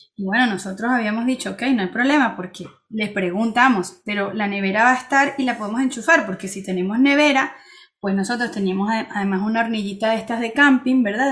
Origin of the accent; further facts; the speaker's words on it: Venezuela; also born or lived in Spain / Barcelona / Switzerland; now in France; salí de Venezuela y mejoré, mi vida mejoró